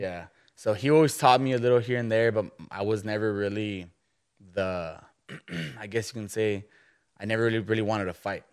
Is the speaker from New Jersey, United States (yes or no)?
no; McAllen, Texas, United States; now in Kerrville, United States; I'm from South Texas